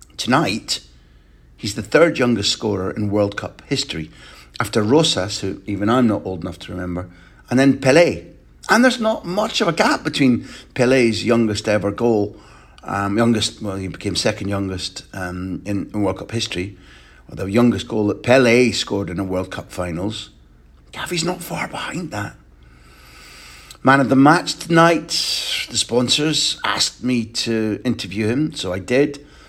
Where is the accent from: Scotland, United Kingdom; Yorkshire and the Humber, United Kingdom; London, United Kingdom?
Scotland, United Kingdom; I'm a Scot